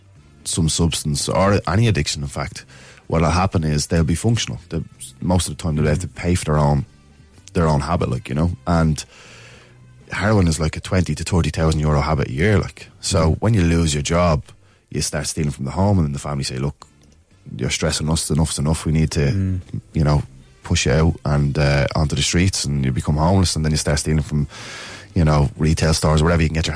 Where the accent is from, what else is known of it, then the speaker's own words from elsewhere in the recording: Dublin, Leinster, Ireland; I grew up in Ballymun